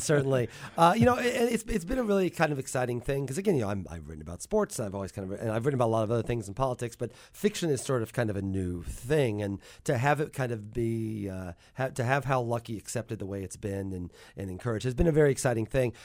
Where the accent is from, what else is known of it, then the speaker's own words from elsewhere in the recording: Mattoon, Illinois, United States; moved away as an adult; also born or lived in New York City, United States; now in Athens, Georgia, United States; I grew up in Mattoon